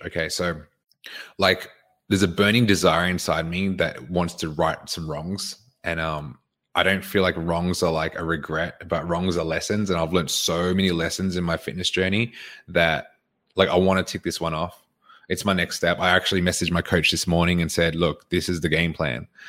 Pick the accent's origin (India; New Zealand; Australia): Australia; Queensland; now in Victoria, Australia; I was born here. I grew up in Queensland.